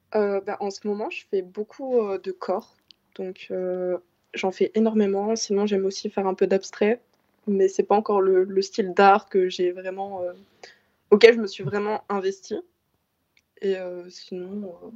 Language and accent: French; Belgium; J'ai actuellement 17 ans et je mmh. viens de, de Bertry